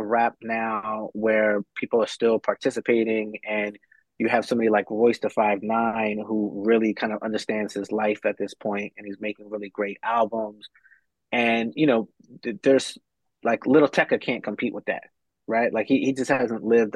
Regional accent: Delaware, United States; I'm originally from Delaware

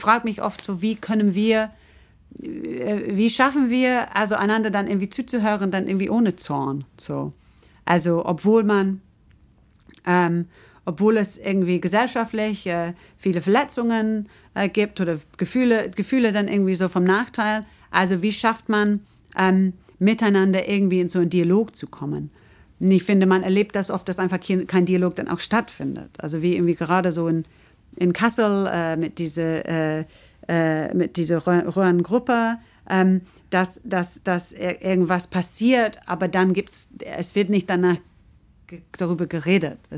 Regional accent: England, United Kingdom; German is a second language; also ich komme aus England und sehe es irgendwie so extremer

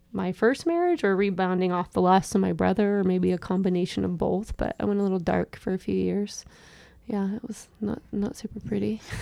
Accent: Seattle, Washington, United States; also born or lived in Issaquah, Washington; I was born in Seattle and raised in the West Seattle area

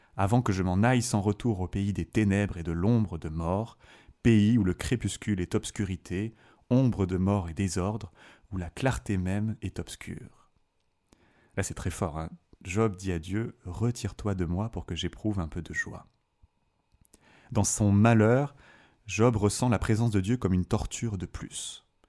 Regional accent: south of France, France; moved away as an adult; now in Fribourg, Switzerland; je suis originaire du, sud de la France, d'un petit village

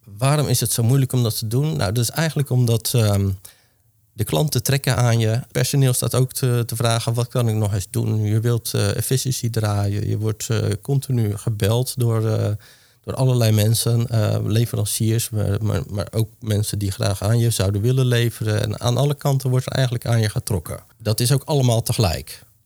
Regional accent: Hoeksche Waard, South Holland, Netherlands; ik ben geboren en getogen in de Hoekse Waard

